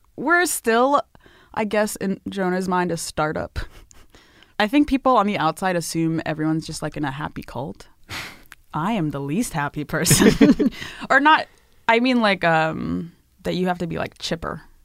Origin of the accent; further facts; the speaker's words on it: Northern Virginia, United States; also born or lived in Ethiopia; I was born in Ethiopia, but I grew up mostly in the Northern Virginia, D C area.